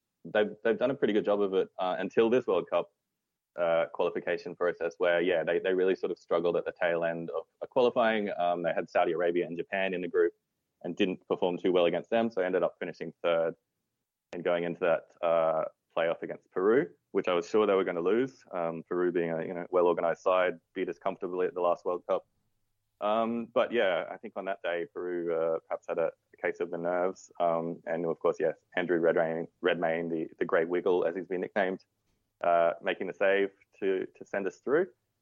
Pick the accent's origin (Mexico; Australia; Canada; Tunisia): Australia; Well, I was born in Australia. I grew up here of Italian origin. My father's Italian.